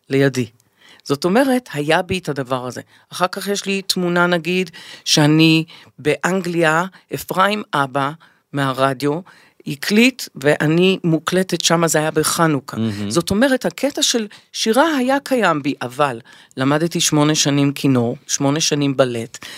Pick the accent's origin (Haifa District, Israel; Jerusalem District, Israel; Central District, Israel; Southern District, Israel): Southern District, Israel; Revivim; also born or lived in Kfar Glim / England; אני גדלתי בקיבוץ רביבים.